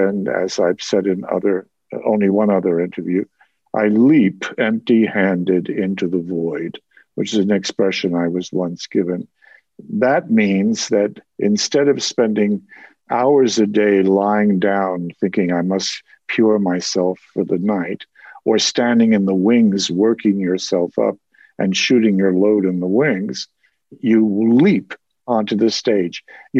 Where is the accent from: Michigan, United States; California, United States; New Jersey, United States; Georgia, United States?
New Jersey, United States; accent: Jersey; And I slowly began to imitate him and lose my Jersey accent.